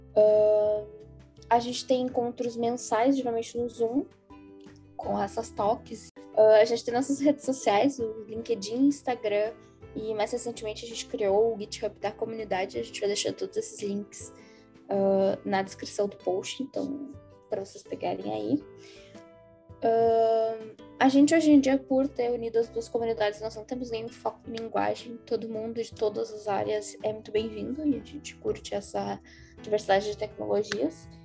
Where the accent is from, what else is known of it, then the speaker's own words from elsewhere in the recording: Porto Alegre, Rio Grande do Sul, Brazil; eu sou de Porto Alegre